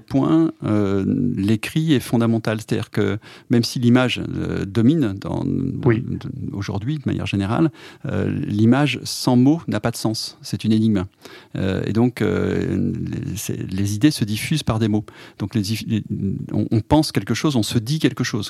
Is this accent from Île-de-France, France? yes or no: no; Clermont-Ferrand, Auvergne-Rhône-Alpes, France; moved away as an adult; now in Paris, France; je suis auvergnat, né à Clermont-Ferrand